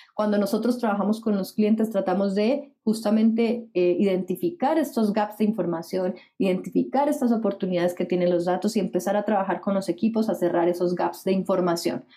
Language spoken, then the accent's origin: Spanish; Colombia; moved away as an adult; now in Chile; Soy colombiana, como mencionaste. Llegué hace 10 años a Chile, por tanto ahora soy chilombiana.